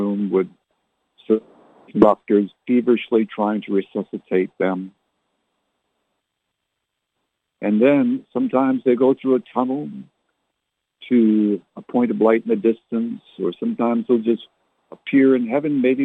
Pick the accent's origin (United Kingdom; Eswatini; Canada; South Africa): Canada; now in South Texas, United States; I was born and raised in Canada